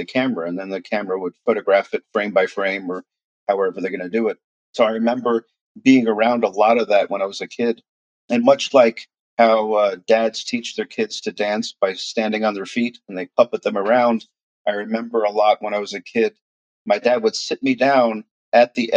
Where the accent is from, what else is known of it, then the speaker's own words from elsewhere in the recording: New York City, New York, United States; now in Jacksonville, United States; my brother and I were brought up in Queens, New York